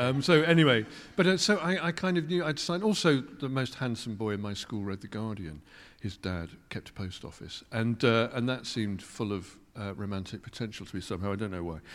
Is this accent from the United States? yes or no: no; Kettering, East Midlands, United Kingdom; moved away; also born or lived in London; I grew up in Kettering